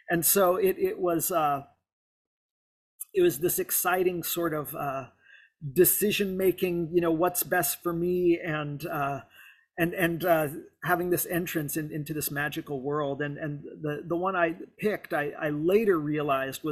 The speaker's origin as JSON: {"language": "English", "town": "South Lake Tahoe", "region": "California", "country": "United States", "tie": "born or raised there", "said": "I grew up in South Lake Tahoe"}